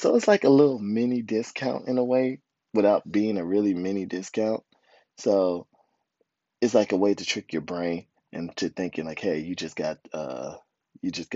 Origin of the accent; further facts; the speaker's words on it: United States; moved away; We're American, right?